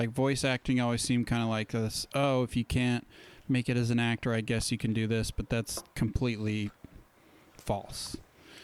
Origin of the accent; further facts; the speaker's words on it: Utah, United States; We both grew up in Utah.